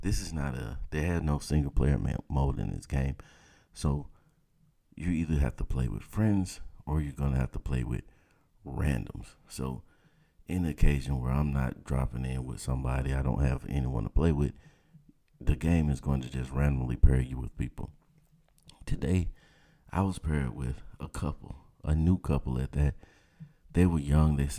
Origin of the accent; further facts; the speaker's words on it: the South, United States; I'm from the South, man. That's how we talk. 404